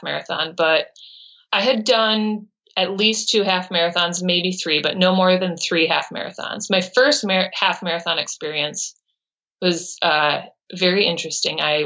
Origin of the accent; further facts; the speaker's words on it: Brookfield, Wisconsin, United States; I was born in Brookfield, Wisconsin